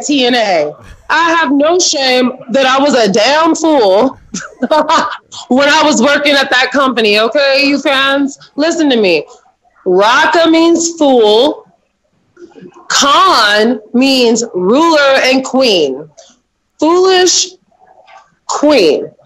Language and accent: English; Champaign, Illinois, United States; Champaign, Illinois.